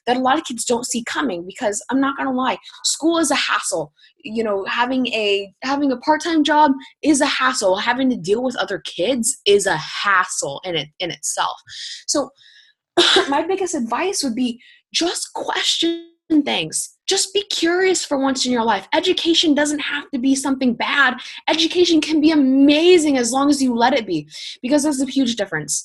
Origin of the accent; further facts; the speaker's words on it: Indiana, United States; I'm from Indiana